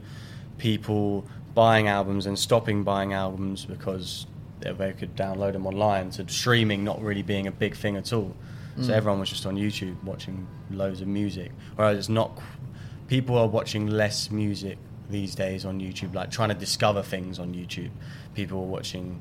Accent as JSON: {"language": "English", "town": "Brighton", "region": "South East England", "country": "United Kingdom", "tie": "born or raised there", "said": "growing up in Brighton"}